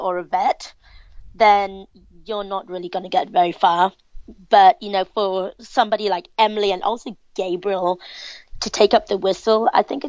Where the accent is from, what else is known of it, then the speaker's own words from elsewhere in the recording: Hong Kong; I'm from Hong Kong.